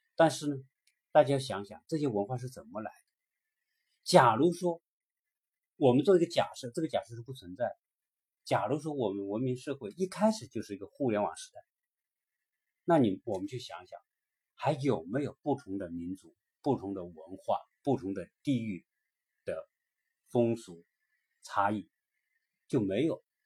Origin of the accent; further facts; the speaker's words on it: China; 我们中国的五十多个民族